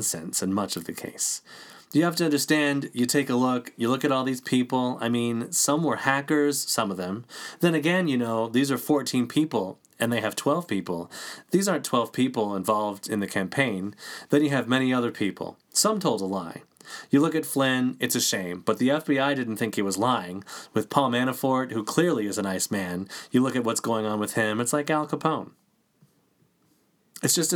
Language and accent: English; United States; I was born in the United States